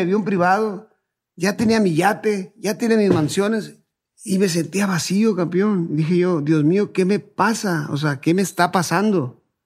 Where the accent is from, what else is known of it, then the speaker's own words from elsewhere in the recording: Culiacán, Sinaloa, Mexico; also born or lived in Ciudad Obregón, Sonora; soy de Sinaloa, bueno, nací en Ciudad Obregón, Sonora, pero radicado toda mi vida en, en Culiacán, Sinaloa.